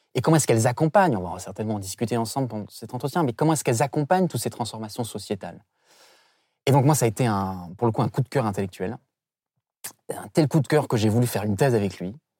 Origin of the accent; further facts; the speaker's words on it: St. Pierre & Miquelon; je viens de Saint-Pierre-et-Miquelon, qui est effectivement euh, un archipel français près de l'Amérique euh, du Nord.